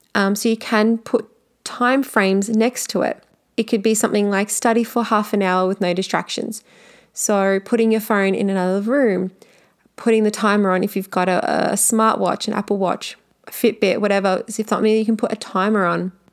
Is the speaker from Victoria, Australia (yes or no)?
yes; Melbourne, Victoria, Australia; I am from Melbourne